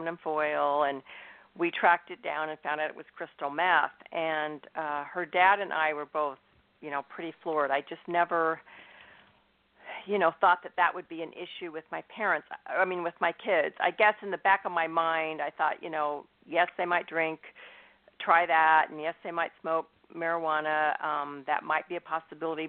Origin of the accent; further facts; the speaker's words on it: Northern California, United States; also born or lived in Indiana; I'm in Northern California. I've lived here pretty much my whole life. I was born in Indiana, but, you know, lived in the West Coast my whole life